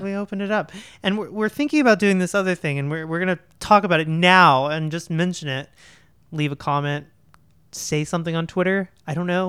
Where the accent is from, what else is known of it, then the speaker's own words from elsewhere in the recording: Oklahoma, United States; I am from Oklahoma